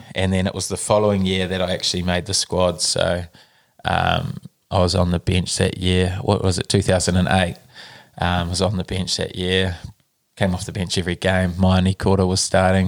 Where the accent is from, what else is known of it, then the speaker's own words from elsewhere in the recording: Nelson, New Zealand; also born or lived in Auckland; I was born in Auckland, grew up in Nelson.